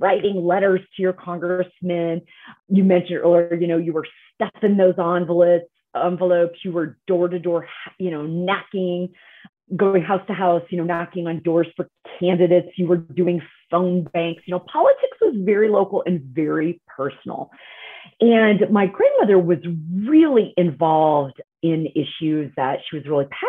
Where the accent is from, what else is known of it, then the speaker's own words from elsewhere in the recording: Iowa, United States; when I was growing up in Iowa